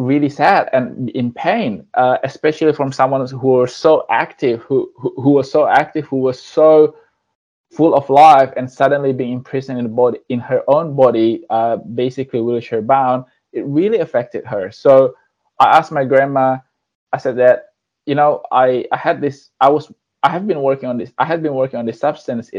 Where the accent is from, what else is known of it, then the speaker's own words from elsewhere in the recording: Indonesia; moved away; I came from Indonesia. I was born there and I grew up there.